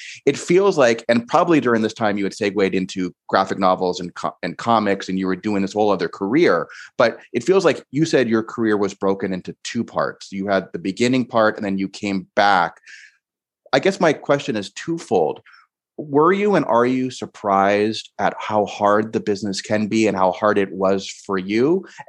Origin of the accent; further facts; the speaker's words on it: Kauai, Hawaii, United States; I grew up in Hawaii, on the island of Kauai